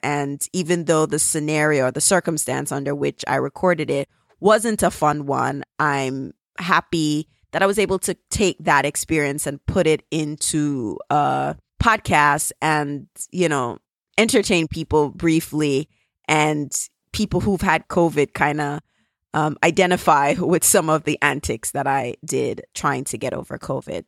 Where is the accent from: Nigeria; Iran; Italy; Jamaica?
Jamaica; accent: Jamaican; my Jamaican accent